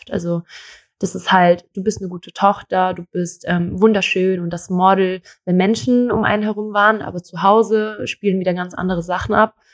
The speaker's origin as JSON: {"language": "German", "country": "Thailand", "tie": "born or raised there", "said": "Also ich bin in Thailand aufgewachsen und es war, ich war schön, ich war aber auch hässlich."}